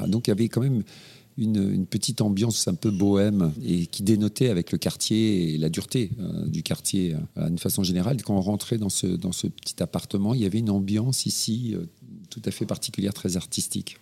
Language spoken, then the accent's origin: French; Normandy, France; moved away as an adult; je suis né en Normandie